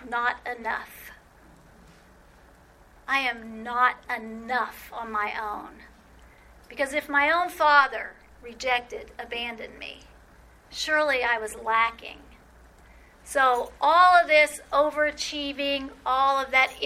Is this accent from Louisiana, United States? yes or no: yes; New Orleans, Louisiana, United States; I grew up in New Orleans